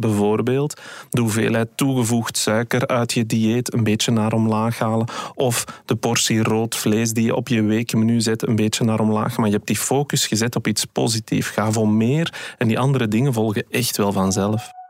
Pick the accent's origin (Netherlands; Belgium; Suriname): Belgium; wij als Belgen